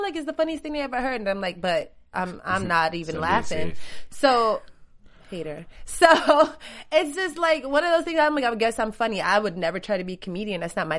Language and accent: English; New York, United States; now in Los Angeles, United States; I'm a New Yorker